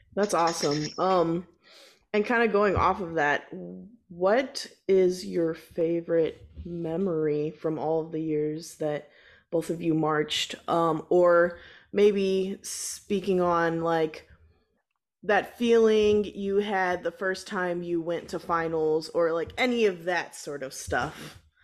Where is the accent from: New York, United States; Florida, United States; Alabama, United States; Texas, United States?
Texas, United States; moved away; I'm originally from Texas, uh, and so you know down there marching band is like huge